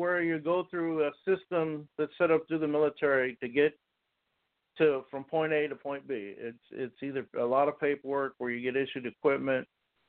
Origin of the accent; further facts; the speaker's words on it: Los Angeles, California, United States; I grew up in North Hollywood, California, and went to North Hollywood High School, where I played football and graduated in 1978